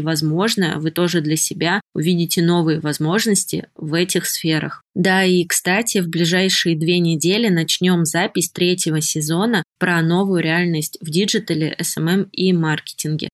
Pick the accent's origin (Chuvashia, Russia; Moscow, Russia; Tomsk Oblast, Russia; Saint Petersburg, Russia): Tomsk Oblast, Russia; Tomsk; из Томска, моего родного города